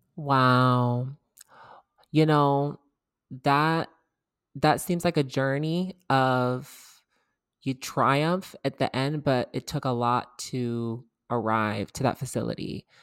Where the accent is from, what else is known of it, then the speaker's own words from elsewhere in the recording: Georgia, United States; I'm from Georgia